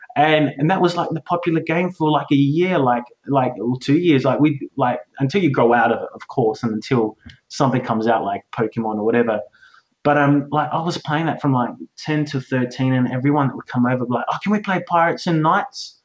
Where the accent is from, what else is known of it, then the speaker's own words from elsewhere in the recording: Australia; I am an Australian, so don't judge me for being an Aussie